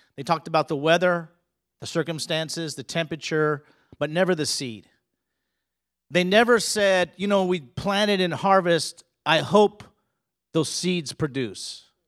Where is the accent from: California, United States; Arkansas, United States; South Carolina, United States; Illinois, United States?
California, United States; also born or lived in Colorado; I grew up in California. We also lived in Colorado.